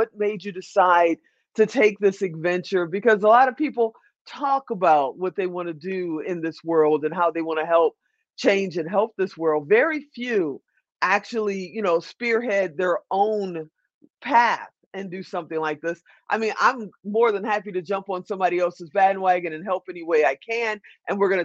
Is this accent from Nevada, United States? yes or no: yes; Las Vegas, Nevada, United States; this event is actually happening in my hometown, December 8th. It's right here in Las Vegas